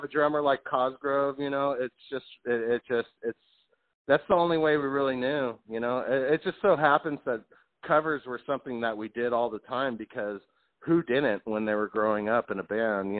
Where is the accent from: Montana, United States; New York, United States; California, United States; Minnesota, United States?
California, United States; Southern; I'm from California. I'm a Southern California boy